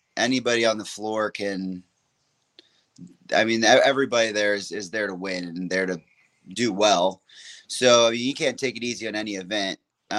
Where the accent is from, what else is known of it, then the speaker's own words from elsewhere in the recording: Alabama, United States; And like, we're from Alabama.